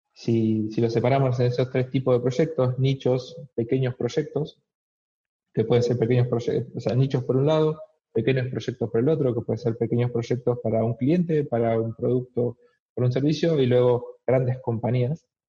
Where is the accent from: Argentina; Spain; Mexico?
Argentina; moved away as an adult; now in Melbourne, Australia; soy argentino